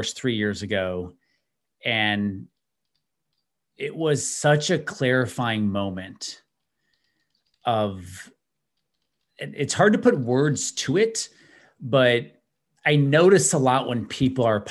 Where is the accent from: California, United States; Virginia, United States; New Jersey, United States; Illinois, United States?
Illinois, United States; outside of Chicago; I grew up outside of Chicago